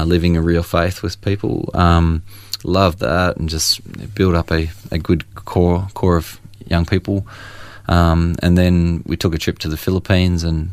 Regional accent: Churchill, Victoria, Australia; also born or lived in Moe; I was born in Moe and grew up in Churchill, Latrobe Valley mining town

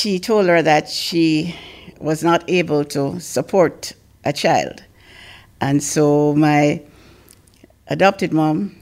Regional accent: Kingston, Jamaica; also born or lived in Mandeville, Manchester, Jamaica; At age 2, my parents decided to come to Kingston to live. And I lived on Waltham Park Road

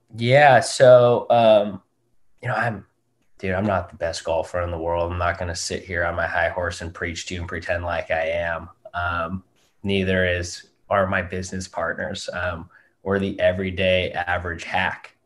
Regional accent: Southern California, United States; also born or lived in Newport Beach / Seattle, Washington; now in San Francisco, United States; born and raised down in Southern California. Um, born up in Newport Beach.

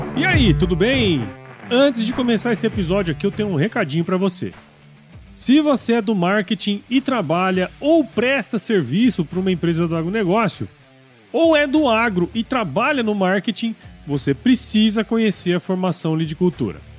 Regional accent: Cuiabá, Mato Grosso, Brazil; also born or lived in São Paulo; eu sou daqui de Cuiabá

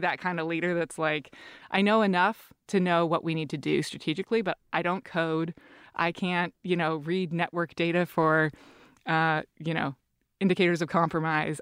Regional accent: Seattle, Washington, United States; I'm from Seattle.

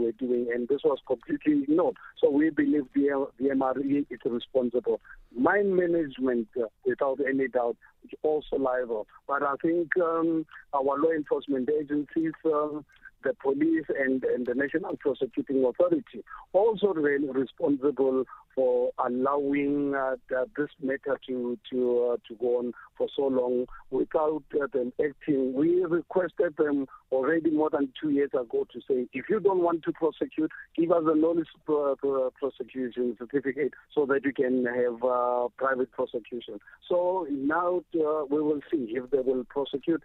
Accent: South Africa; as a South African living in a country with a constitution

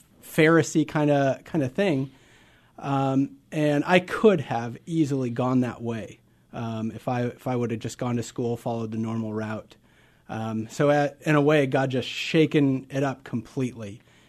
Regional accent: Nebraska, United States; Absolutely. I grew up in Nebraska.

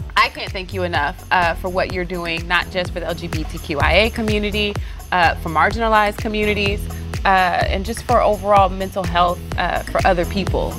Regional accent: Texas, United States; I'm from Texas

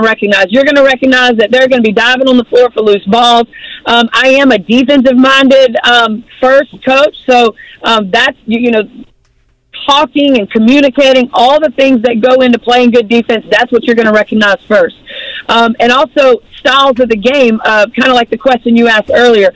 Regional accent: Baton Rouge, Louisiana, United States; also born or lived in Gulf Coast, Mississippi / Evanston, Illinois / Chicago / Russia; now in Mississippi Gulf Coast, United States; I'm from Baton Rouge, but I live on the Gulf Coast in Mississippi

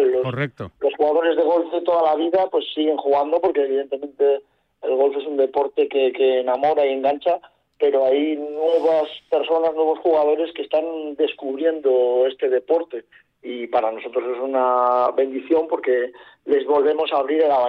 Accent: Mallorca, Balearic Islands, Spain; yo soy de Mallorca

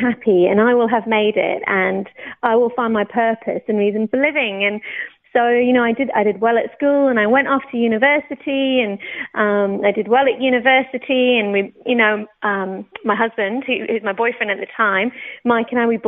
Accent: Oxford, South East England, United Kingdom; also born or lived in Newcastle / Banchory, Scotland; now in Australia; I'm not Australian. I was born in the UK. I was actually born in Newcastle, brought up in Oxford until I was about 10, and then we moved up to Scotland.

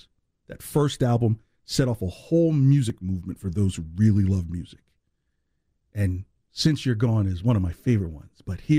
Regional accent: East Orange, New Jersey, United States; I know, because I'm from East Orange.

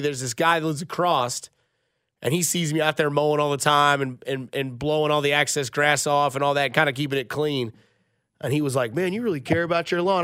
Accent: Blue Springs, Missouri, United States; my hometown in Blue Springs

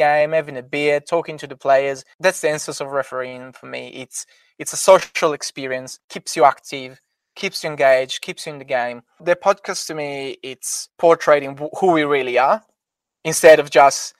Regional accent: Italy; I am obviously from Italy and I got connection from Italy

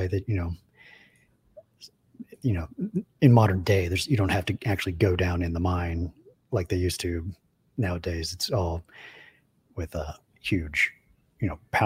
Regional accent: Bristol, Virginia, United States; I grew up in Bristol, Virginia, on the Tennessee border

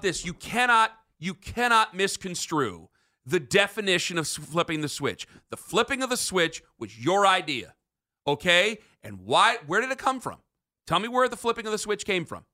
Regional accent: Canton, Ohio, United States; I grew up in Canton

